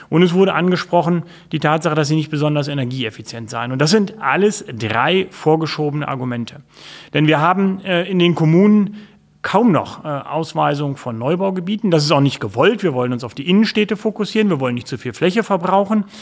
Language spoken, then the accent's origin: German; Lower Saxony, Germany; bin ich, glaube ich, sehr unbayerisch als fast Norddeutscher. Äh, insofern, äh, ich glaube, ich bin ein typischer Niedersachse.